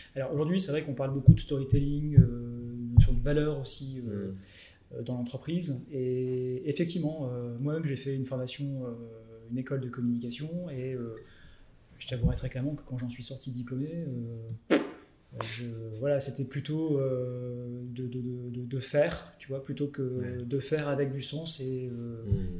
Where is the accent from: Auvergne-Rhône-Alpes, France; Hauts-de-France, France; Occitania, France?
Hauts-de-France, France; Lille; je suis Lillois